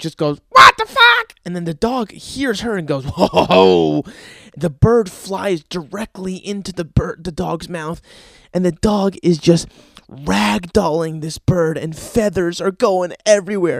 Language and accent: English; New Jersey, United States; I'm from Jersey.